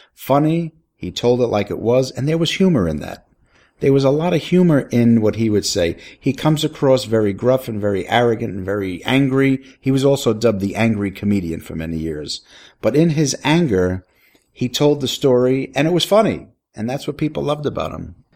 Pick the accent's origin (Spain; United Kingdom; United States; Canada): United States; Hoboken, New Jersey; now in Marietta, Georgia, United States; I come from Hoboken. quite a famous little town, and being born and raised there